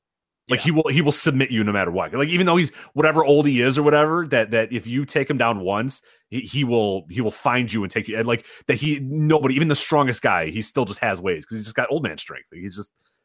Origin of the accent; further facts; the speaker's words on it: United States; We're American